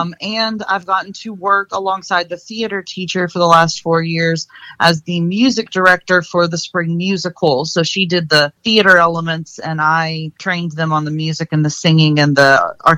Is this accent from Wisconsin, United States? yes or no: no; Liberty, South Carolina, United States; also born or lived in Kentucky / New Jersey; And then we moved to New Jersey while my father was doing his PhD program. And then we moved down to Liberty, South Carolina, near Central, so that he could take the job at Southern Wesleyan. I graduated from high school in Liberty